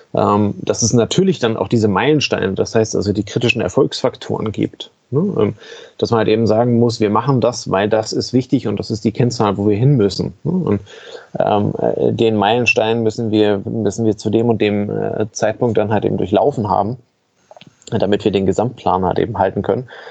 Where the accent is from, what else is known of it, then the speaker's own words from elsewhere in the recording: Germany; bei uns in Deutschland